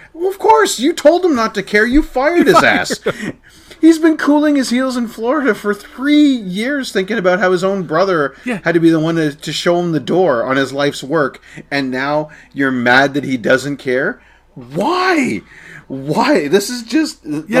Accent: Scotland, United Kingdom; also born or lived in United States; I'm also Scottish, but we were raised in America partially, so I dumped the accent, you know.

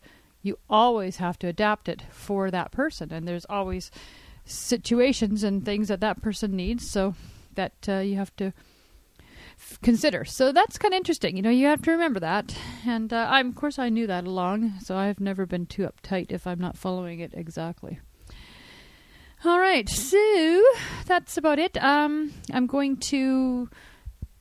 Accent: Canada; I'm Canadian

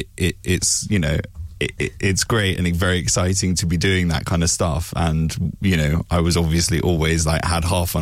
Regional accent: England, United Kingdom; accent: English; I was English

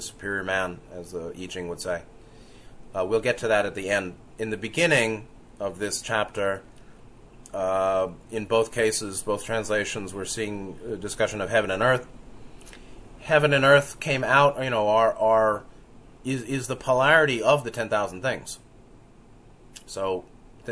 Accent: New York City, New York, United States; I was growing up in New York City in the 70s

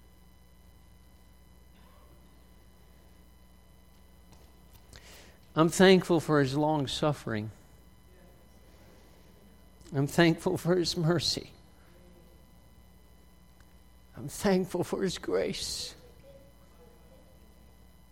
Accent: West Virginia, United States; I was born in West Virginia

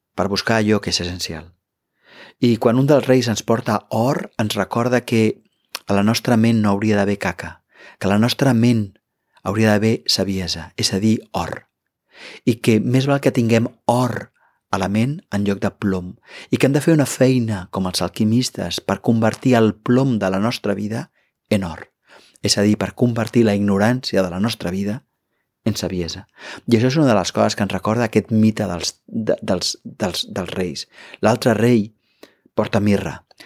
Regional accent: Catalonia, Spain; som catalans

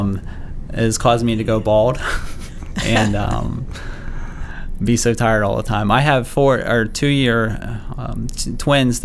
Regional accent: Beaver Falls, Pennsylvania, United States; I am from Beaver Falls, Pennsylvania, so a little bit, I guess, west of here. I grew up there, graduated from Beaver Falls High School.

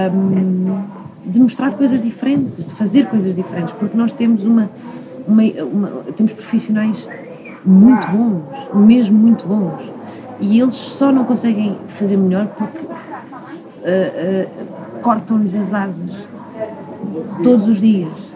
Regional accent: Portugal; eu nasci aqui, cresci aqui

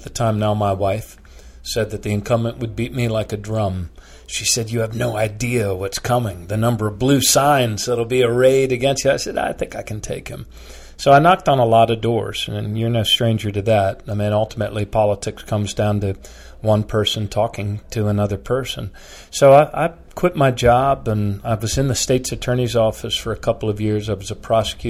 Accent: Bethesda, Maryland, United States; moved away as an adult; now in Baltimore, United States; growing up in the Washington area

